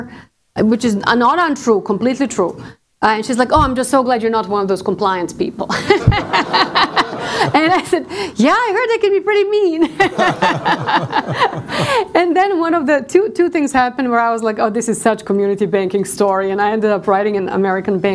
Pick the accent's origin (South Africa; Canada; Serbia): Serbia; now in Arlington, United States; I came to the United States. I'm from Serbia, former Yugoslavia